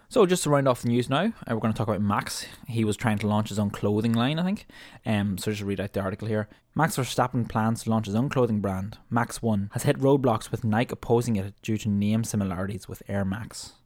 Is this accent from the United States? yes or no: no; Ireland; as an Irish fan